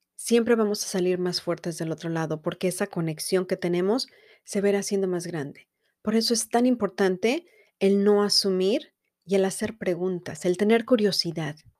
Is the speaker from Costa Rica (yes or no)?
no; Mexico; now in United States; nosotros como mexicanos